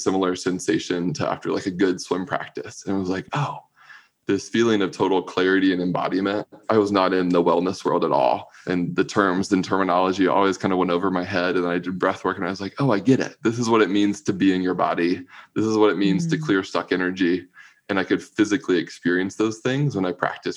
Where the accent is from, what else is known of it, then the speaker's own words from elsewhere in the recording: Raleigh, North Carolina, United States; I grew up in Raleigh, North Carolina, closeted a little gay boy in the South